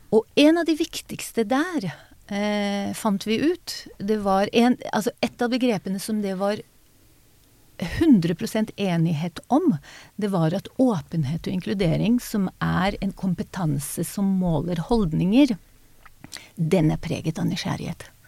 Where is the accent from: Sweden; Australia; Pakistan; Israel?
Israel; first language Hebrew; Norwegian is a second language; moved away as an adult; now in Norway; min familie flyttet til Israel da jeg var baby.